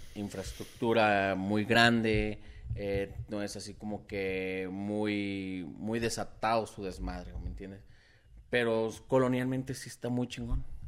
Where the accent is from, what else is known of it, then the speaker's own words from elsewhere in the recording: Mexico; Como mexicanos